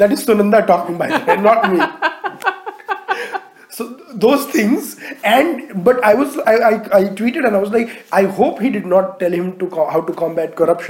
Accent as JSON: {"language": "English", "town": "Ahmedabad", "region": "Gujarat", "country": "India", "tie": "born or raised there", "said": "The first, of course, is my hometown, Ahmedabad."}